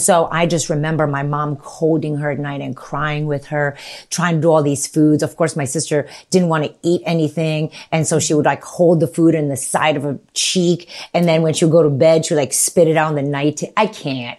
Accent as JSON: {"language": "English", "country": "Romania", "tie": "born or raised there", "moved": "yes", "said": "So I was born in nineteen seventy-three and I was born in Romania, with communist Romania."}